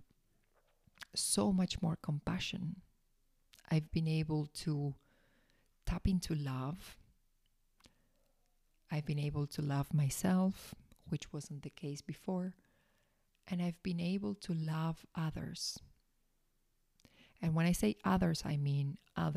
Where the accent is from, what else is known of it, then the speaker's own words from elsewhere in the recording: Argentina; I was born in Argentina